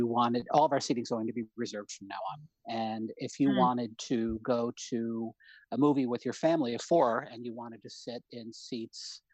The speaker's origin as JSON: {"language": "English", "town": "Troy", "region": "New York", "country": "United States", "tie": "born or raised there", "also_born_or_lived": "Binghamton, New York", "said": "I grew up in Troy, going to the Hollywood, just a few miles from my house."}